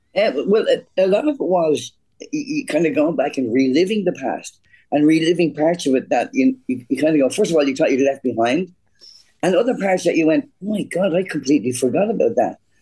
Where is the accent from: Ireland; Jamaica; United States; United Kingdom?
Ireland; I'm an Irish kid from a, from, a, from a, quite a poor neighborhood